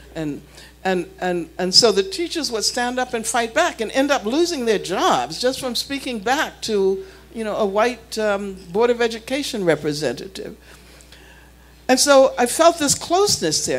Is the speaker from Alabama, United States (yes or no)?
yes; Birmingham, Alabama, United States; growing up in Birmingham